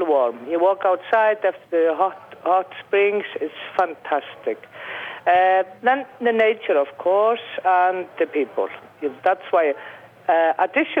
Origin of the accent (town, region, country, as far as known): Iceland